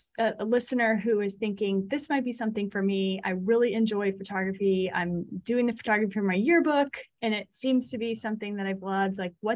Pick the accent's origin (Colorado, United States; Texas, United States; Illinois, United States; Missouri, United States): Texas, United States; I'm from Texas, but I'm like the heat I can't do.